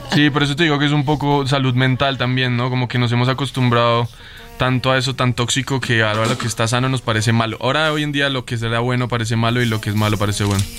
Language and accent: Spanish; Colombia; vengo de Colombia